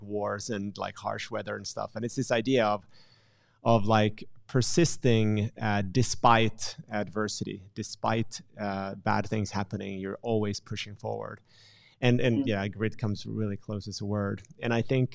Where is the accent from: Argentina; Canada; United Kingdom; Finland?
Finland; I'm from Finland